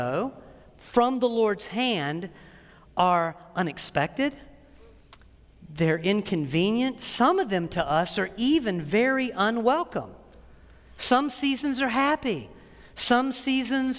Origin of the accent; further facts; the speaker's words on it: United States; as an American